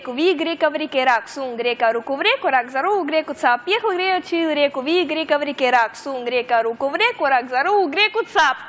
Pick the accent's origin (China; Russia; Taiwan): Russia; Chinese is a second language; moved away; 来自俄罗斯的